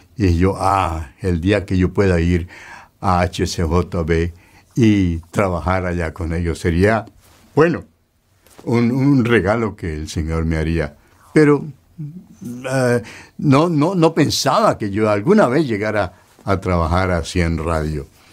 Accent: Cali, Valle del Cauca, Colombia; en Cali, que es la ciudad donde yo nací, en el Valle del Cauca

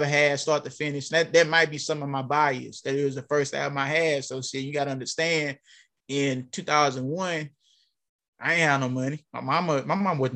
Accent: Alexandria, Louisiana, United States; I'm from Alexandria, Louisiana

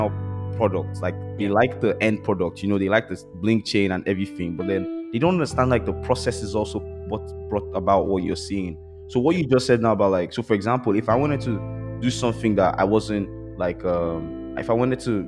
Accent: Nigeria; I'm Nigerian

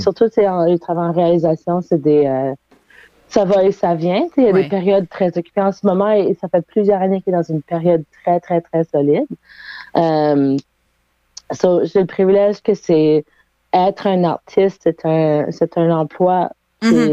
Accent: Halifax, Nova Scotia, Canada; moved away as an adult; now in Moncton, Canada; moi, je suis originaire d'Halifax, puis j'ai vécu là pendant les 30 euh, premières années de ma vie, 31 premières années de ma vie

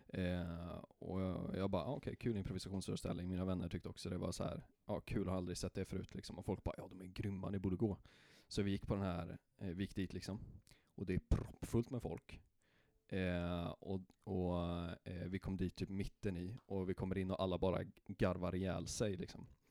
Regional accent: Karlstad, Värmland, Sweden; jag är från Karlstad

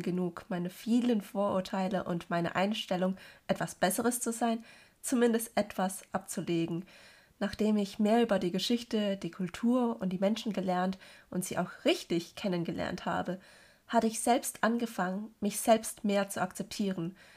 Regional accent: Germany; obwohl ich Deutsch viel besser spreche als alle anderen Sprachen und hier geboren und aufgewachsen bin

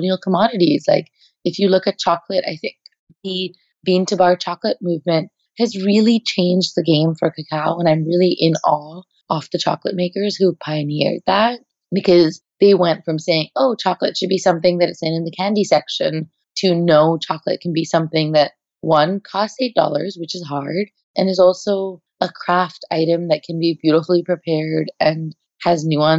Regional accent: India; moved away as an adult; now in United States; I am Indian at my core. I'm not Indian American

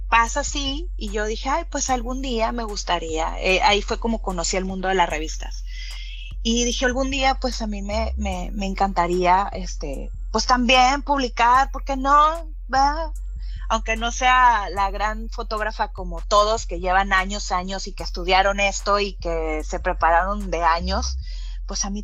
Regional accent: California, United States; vengo de California

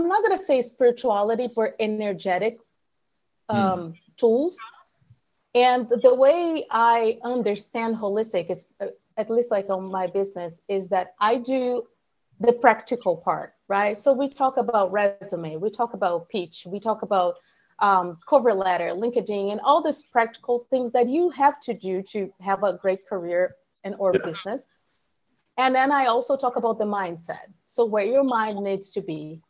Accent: Brazil; moved away as an adult; also born or lived in San Francisco Bay Area, United States / Houston, United States; now in Austin, United States; I'm from Brazil

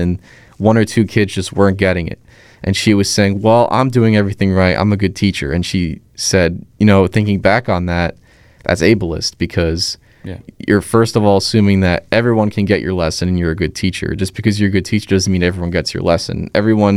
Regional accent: Middletown, United States; in my hometown, just right before COVID hit, they opened up a cafe that was staffed exclusively by residents in Middletown

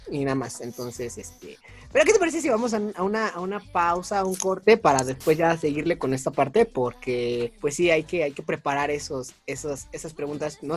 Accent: Mexico; accent: norteño, colombiano, chilango mix; mezcla entre norteño, slash colombiano, slash este chilango.

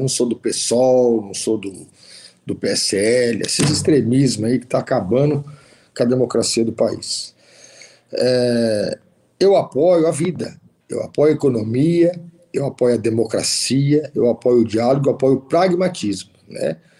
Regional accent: interior of São Paulo state, Brazil; eu que sou do interior do estado de São Paulo

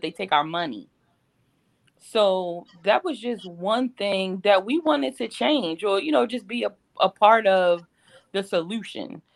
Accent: Baltimore, Maryland, United States; I'm from Baltimore City. You know that, Mike, from Sandtown, Winchester

